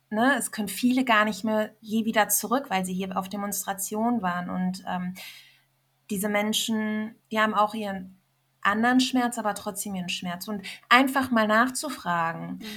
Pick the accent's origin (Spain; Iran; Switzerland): Iran; also ich als Iranerin habe ihr so viel zu verdanken